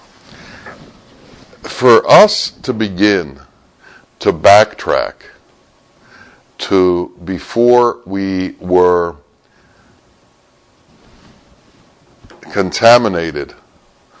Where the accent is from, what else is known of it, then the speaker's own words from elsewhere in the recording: United States; from America